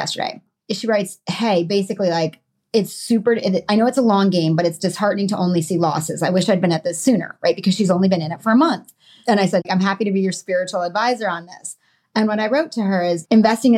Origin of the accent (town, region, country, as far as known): Connecticut, United States; born or raised there